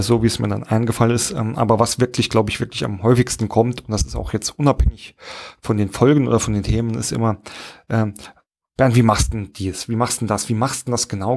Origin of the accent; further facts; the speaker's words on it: Saarland, Germany; accent: Saarland; mein saarländischen Akzent